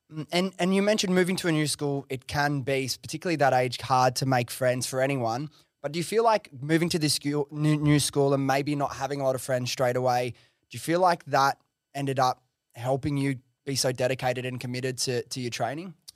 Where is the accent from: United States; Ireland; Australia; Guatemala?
Australia; as an Aussie